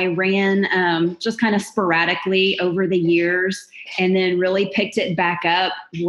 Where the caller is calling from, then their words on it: Magnolia, Texas, United States; I'm in Magnolia, Texas. I'm about 30 miles north of downtown Houston.